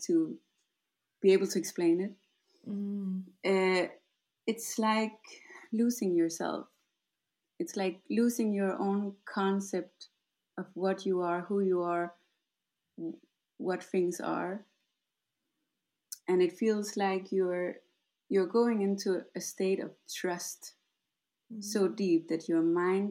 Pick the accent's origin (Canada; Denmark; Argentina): Denmark; moved away; I'm from Denmark. And I guess I started my path in Denmark